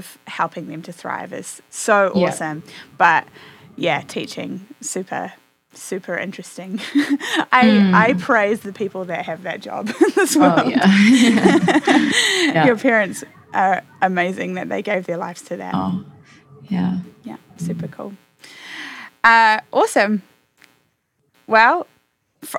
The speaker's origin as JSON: {"language": "English", "country": "New Zealand", "tie": "born or raised there", "moved": "as an adult", "lives_now": "Nashville, United States", "said": "I grew up in New Zealand and am now in the US in Nashville."}